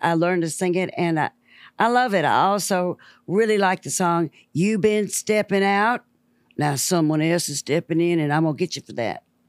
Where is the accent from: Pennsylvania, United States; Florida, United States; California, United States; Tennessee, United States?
Tennessee, United States; Memphis; I was born and raised in the Mississippi Delta in Memphis, Tennessee